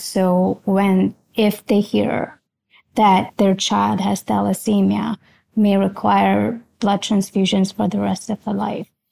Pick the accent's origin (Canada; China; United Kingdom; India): India; moved away as an adult; now in Philadelphia, United States; I was born in India, transitioned over here after high school.